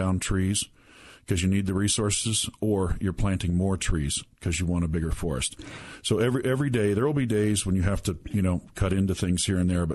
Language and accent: English; United States; as an American